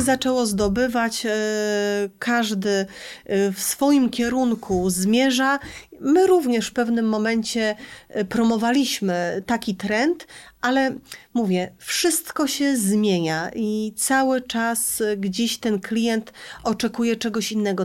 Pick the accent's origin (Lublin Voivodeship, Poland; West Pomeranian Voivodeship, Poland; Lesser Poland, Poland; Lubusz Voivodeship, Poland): West Pomeranian Voivodeship, Poland; Szczecin; ja ze Szczecina